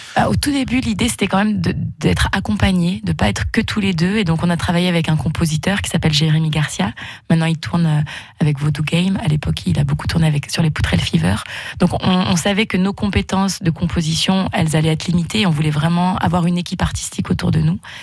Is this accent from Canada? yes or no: no; Haute-Loire, Auvergne-Rhône-Alpes, France; moved away; also born or lived in Bourg-en-Bresse; je suis originaire de Haute-Loire et après, j'ai vécu longtemps sur Bourg-en-Bresse